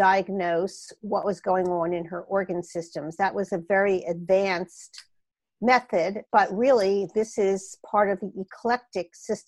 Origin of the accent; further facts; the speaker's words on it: Philadelphia, Pennsylvania, United States; accent: Philadelphia; moved away as an adult; also born or lived in Portland, Oregon; now in California, United States; You can tell I have not lost my Philadelphia accent all these years later.